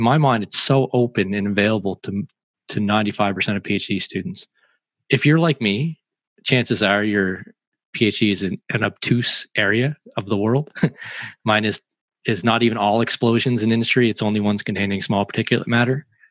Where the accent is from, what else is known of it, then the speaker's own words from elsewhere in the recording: Canada; I'm a Canadian